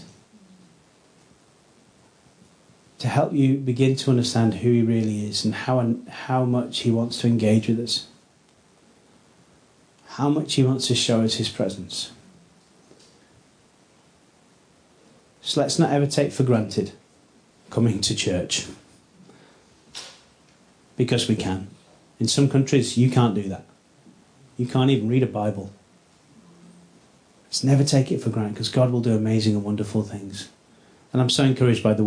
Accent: Rothwell, Yorkshire and the Humber, United Kingdom; also born or lived in Headingley / East End Park; I grew up in Rothwell, south of the river

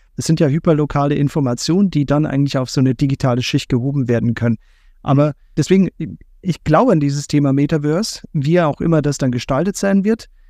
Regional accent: Bavaria, Germany; wir kommen ja beide aus Bayern.

